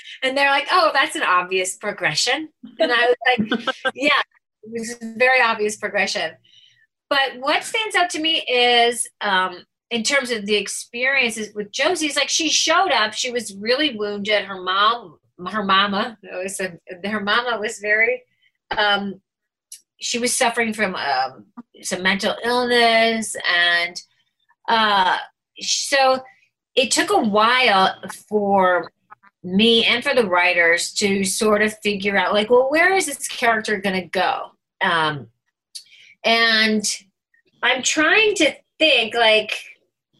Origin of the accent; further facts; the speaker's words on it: Chicago, Illinois, United States; accent: Chicago; moved away as an adult; also born or lived in New York; I was straight from Chicago